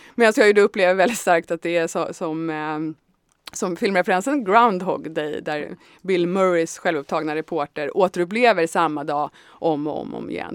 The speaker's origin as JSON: {"language": "Swedish", "town": "Tyresö", "region": "Stockholm County", "country": "Sweden", "tie": "born or raised there", "also_born_or_lived": "Södermalm, Stockholm", "said": "jag kommer från Tyresö ursprungligen och har levt stora delar av mitt liv på Södermalm."}